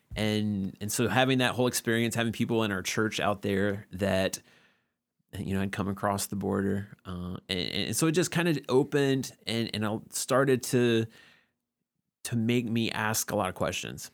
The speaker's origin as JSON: {"language": "English", "region": "Georgia", "country": "United States", "tie": "born or raised there", "said": "was born and raised in Georgia"}